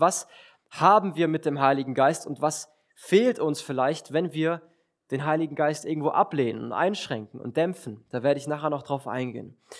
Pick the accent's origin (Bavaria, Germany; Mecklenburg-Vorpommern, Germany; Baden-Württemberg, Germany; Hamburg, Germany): Baden-Württemberg, Germany; Villingen-Schwenningen; ich komme aus Villingen